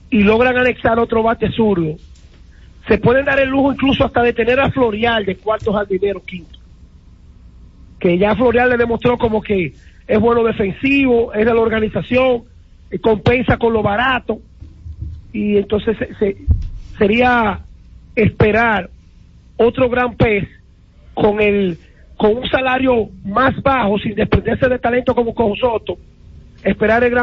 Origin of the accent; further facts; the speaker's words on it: Dominican Republic; now in New York, United States; Los dominicanos no solamente somos los que vinimos a vivir aquí.